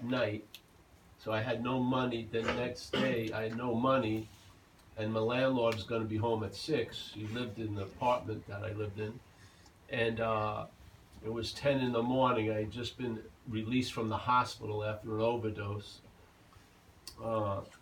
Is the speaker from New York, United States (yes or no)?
yes; Long Island, New York, United States; moved away; also born or lived in California; I grew up in Long Island